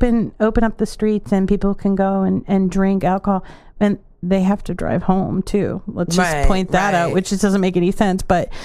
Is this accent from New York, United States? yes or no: no; Peabody, Massachusetts, United States; I grew up in Peabody.